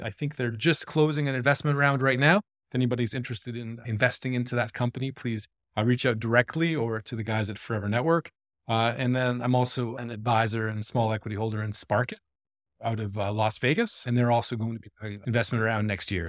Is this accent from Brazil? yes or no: no; Toronto, Ontario, Canada; moved away as an adult; also born or lived in Vancouver, Canada / Stockholm, Sweden; now in Copenhagen, Denmark; I am a fellow Canadian. I grew up in Toronto